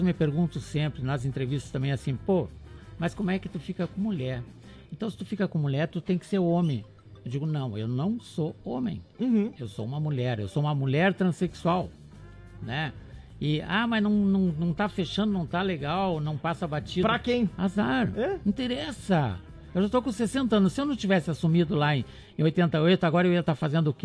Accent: Cruz Alta, Rio Grande do Sul, Brazil; also born or lived in São Miguel do Oeste; now in Chapecó, Brazil; lá na minha infância, lá em, em, em Cruz Alta

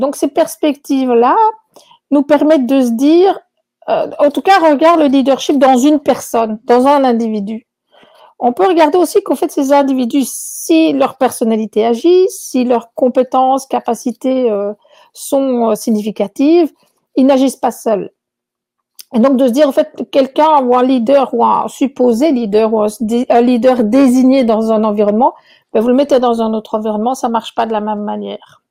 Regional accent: Belgium; moved away as an adult; also born or lived in Chile; now in Quebec, Canada; à mon accent, vous verrez que je ne suis pas québécoise à l'origine. Donc, euh, je, viens de Belgique

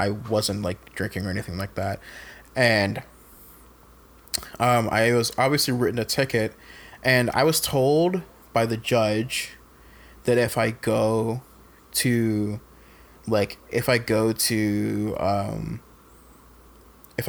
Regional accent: Fayetteville, North Carolina, United States; Fayetteville, which is my hometown.

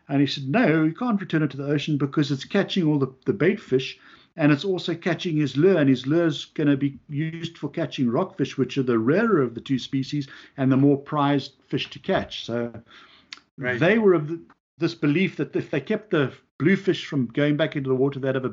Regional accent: South Africa; now in Long Island, United States; I'm from South Africa

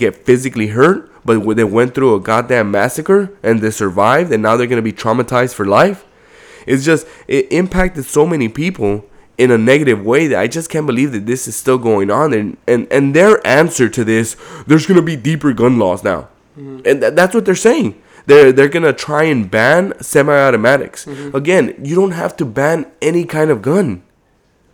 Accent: Compton, California, United States; I grew up in Compton

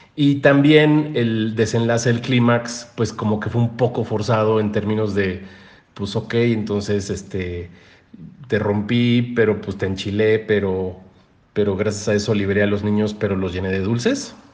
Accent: Mexico; nuestra cultura mexicana

